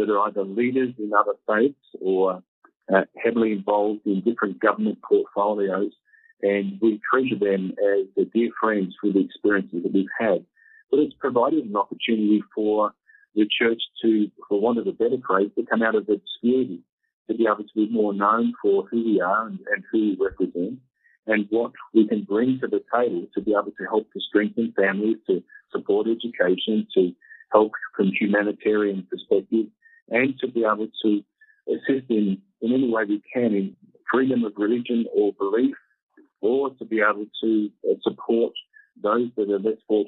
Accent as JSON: {"language": "English", "region": "Tasmania", "country": "Australia", "tie": "born or raised there", "also_born_or_lived": "Melbourne, Australia", "moved": "yes", "lives_now": "Kenya", "said": "I mentioned that I was from Tasmania originally. I grew up in Tasmania"}